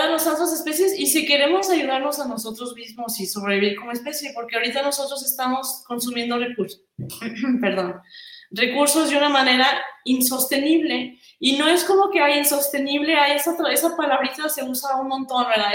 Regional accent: Mexico; yo soy de México

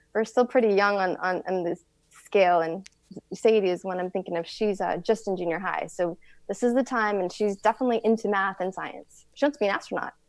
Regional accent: Tucson, Arizona, United States; I am from Tucson.

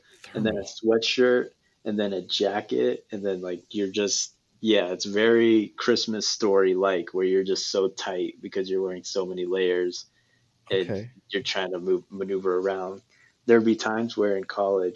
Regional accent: Kansas, United States; now in California, United States; I'm obviously from Kansas, and then when I moved to California

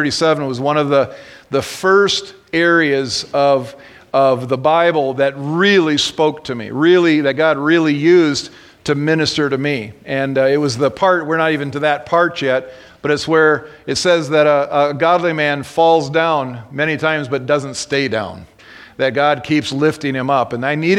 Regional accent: Minnesota, United States; moved away as an adult; now in Wisconsin, United States; I was born in Minnesota

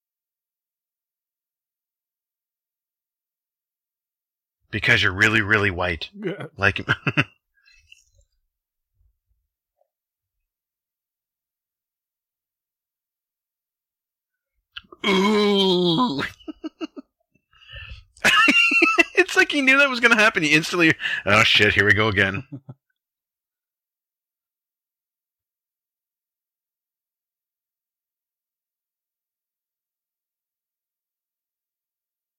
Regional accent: Canada; I'm Canadian

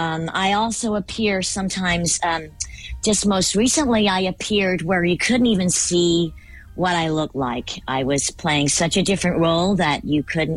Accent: United Kingdom; I'm British, yeah, British.

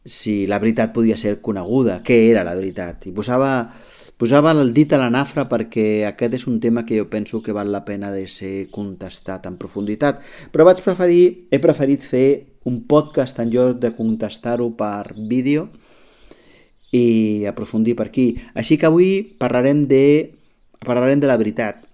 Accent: Catalonia, Spain; com a catalans

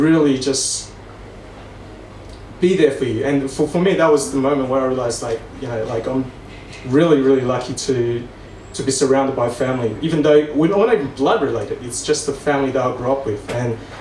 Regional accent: Melbourne, Victoria, Australia; moved away as an adult; now in Sydney, Australia; I grew up in Melbourne, as you know, since I was 10

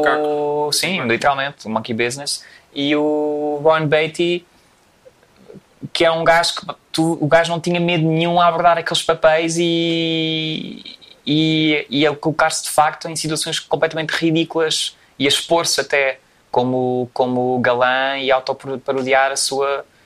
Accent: Portugal; em Portugal, obviamente, que é onde nós vivemos e somos portugueses

